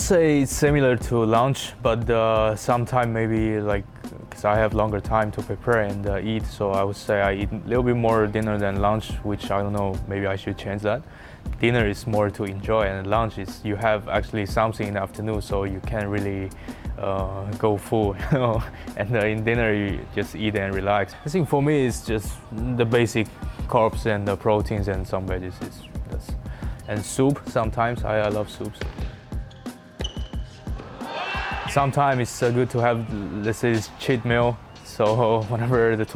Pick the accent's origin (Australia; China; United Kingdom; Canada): China; Hangzhou, Zhejiang; now in Florida, United States; from my hometown, Hangzhou